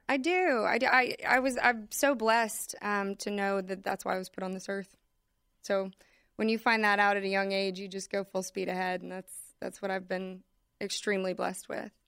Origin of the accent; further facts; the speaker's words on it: Austin, Texas, United States; growing up in Austin